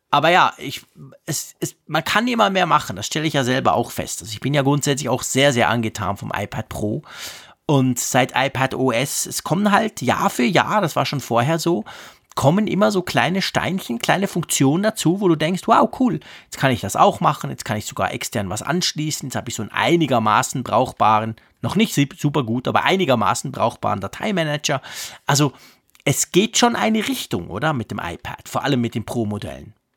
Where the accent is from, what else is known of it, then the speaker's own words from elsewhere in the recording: Switzerland; Ich als Schweizer